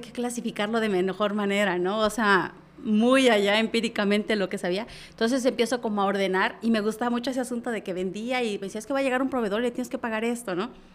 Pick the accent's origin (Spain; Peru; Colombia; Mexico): Mexico; La Trinitaria, Chiapas; yo soy originaria de Trinitaria